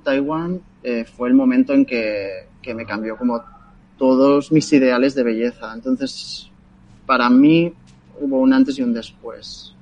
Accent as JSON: {"language": "Spanish", "town": "Sabadell", "region": "Catalonia", "country": "Spain", "said": "soy de Sabadell"}